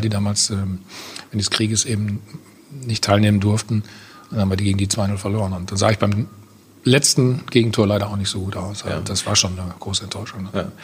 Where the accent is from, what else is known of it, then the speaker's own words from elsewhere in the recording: Bad Salzuflen, North Rhine-Westphalia, Germany; in Bad Salzofen, wo ich aufgewachsen bin